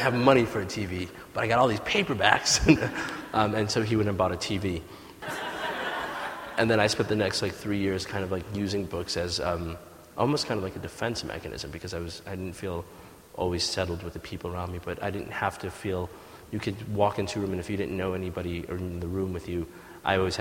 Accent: United States; also born or lived in Ethiopia; we left Ethiopia and came to America, and the sort of divide in those experiences of like growing up in America

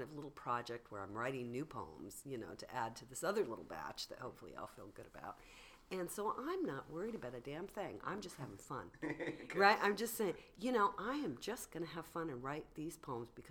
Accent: San Diego, California, United States; I grew up in San Diego

